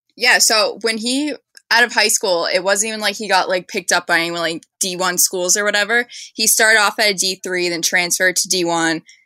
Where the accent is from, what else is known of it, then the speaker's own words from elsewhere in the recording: Boston, Massachusetts, United States; I'm from Boston